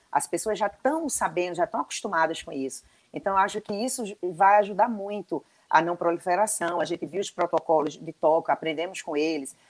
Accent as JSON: {"language": "Portuguese", "town": "Recife", "region": "Pernambuco", "country": "Brazil", "moved": "yes", "lives_now": "João Pessoa, Brazil", "said": "eu sou recifense"}